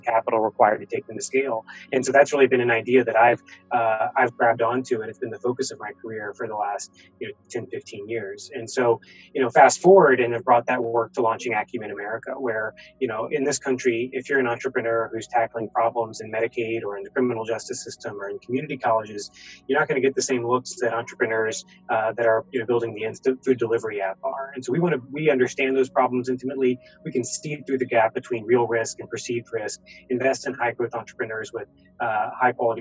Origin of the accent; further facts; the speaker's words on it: North Carolina, United States; I grew up in North Carolina